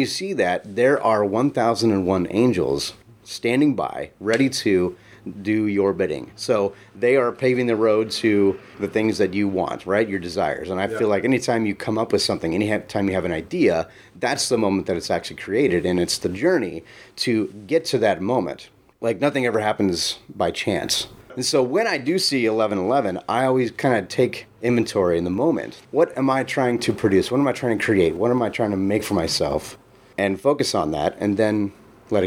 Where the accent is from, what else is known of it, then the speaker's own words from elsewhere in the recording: Ashland, Oregon, United States; also born or lived in Texas; I'm from Ashland